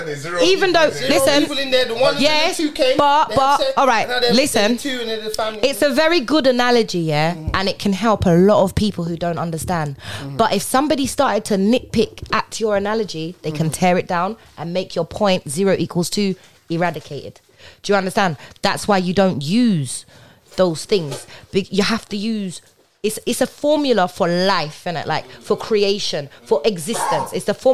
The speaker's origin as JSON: {"language": "English", "country": "Jamaica", "said": "Jamaicans. I'm Jamaican."}